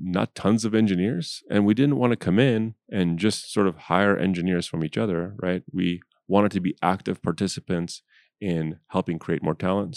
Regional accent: United States; I'm from America

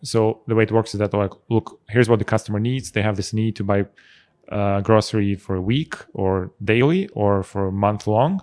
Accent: Russia; also born or lived in Armenia; now in Zurich, Switzerland; I was born in Armenia. I actually spent most of my life in Russia.

